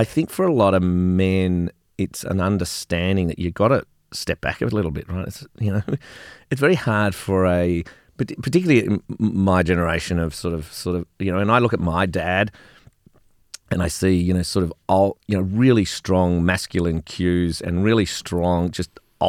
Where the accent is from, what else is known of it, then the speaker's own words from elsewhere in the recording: Melbourne, Victoria, Australia; Which is a very Melbourne thing, because I grew up in Melbourne.